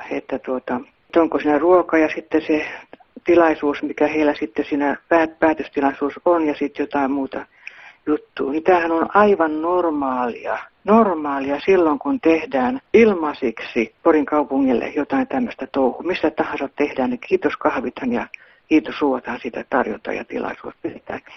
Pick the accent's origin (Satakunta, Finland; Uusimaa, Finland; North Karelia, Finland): Satakunta, Finland; Pori